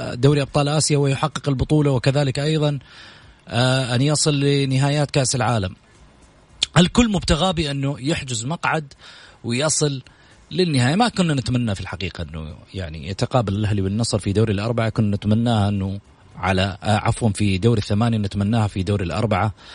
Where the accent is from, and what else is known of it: Saudi Arabia